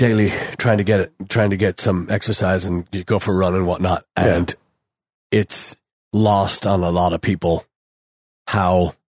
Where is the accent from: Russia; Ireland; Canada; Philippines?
Ireland; moved away as an adult; growing up in Ireland, we walked everywhere